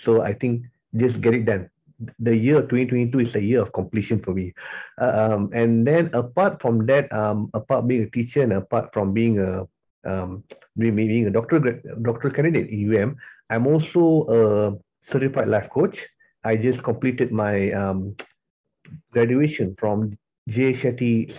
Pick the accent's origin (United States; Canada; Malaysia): Malaysia; Tapah, Perak; moved away as an adult; also born or lived in Johor Bahru, Malaysia / Sarawak, Malaysia; now in Kuala Lumpur, Malaysia; I was born and bred in Tapah, so I was anak jati Tapah lah, Tapah Perak